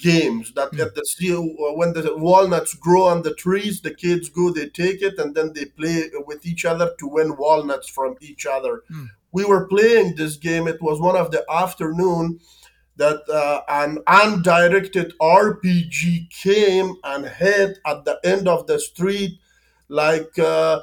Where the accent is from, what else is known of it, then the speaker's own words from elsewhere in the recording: Afghanistan; English is a second language; moved away as an adult; growing in Afghanistan was full of hardship, difficulties, hunger, famine